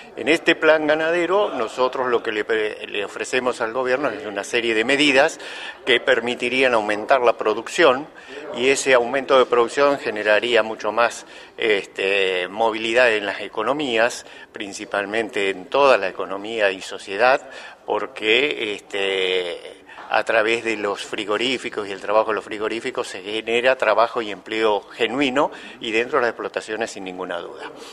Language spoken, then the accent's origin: Spanish; Buenos Aires Province, Argentina; soy bonaerense